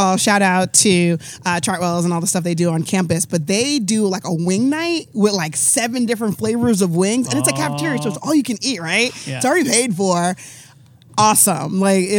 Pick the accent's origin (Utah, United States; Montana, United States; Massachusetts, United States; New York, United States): New York, United States; Deer Park; now in Charlotte, United States; Deer Park, New York, from Long Island.